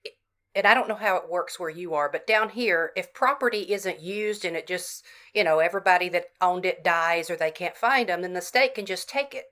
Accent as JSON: {"language": "English", "region": "Southern United States", "country": "United States", "said": "You know, you can only write so much as a Southerner without bringing in some redneck."}